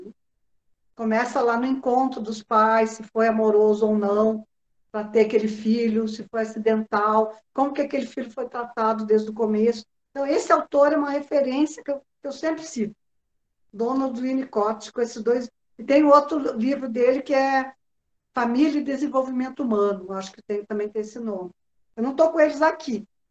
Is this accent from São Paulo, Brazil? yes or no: no; Rio Grande do Sul, Brazil; Eu sou gaúcha